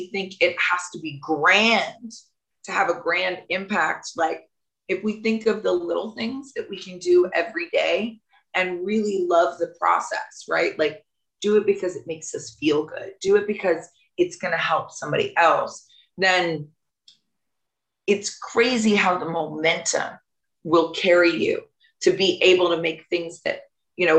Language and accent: English; the South, United States; I'm from the South